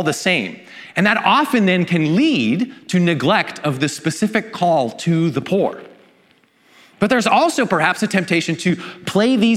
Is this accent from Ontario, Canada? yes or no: no; Vancouver, British Columbia, Canada; in my hometown of Vancouver